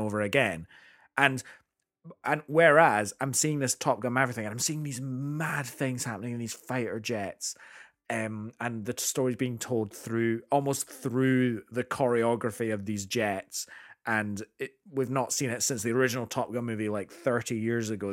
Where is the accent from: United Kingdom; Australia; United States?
United Kingdom; as a Brit